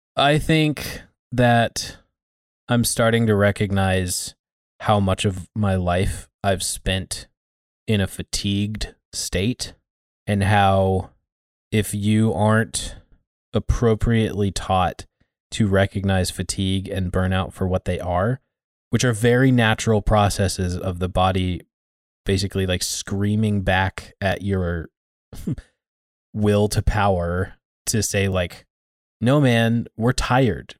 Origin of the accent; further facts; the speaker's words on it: United States; us being American